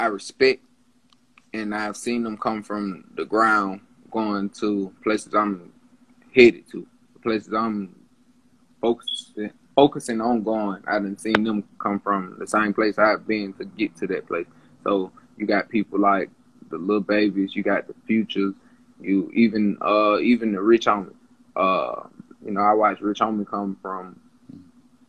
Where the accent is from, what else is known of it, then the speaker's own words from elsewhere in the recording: Atlanta, Georgia, United States; I grew up in Atlanta, so I have experienced a lot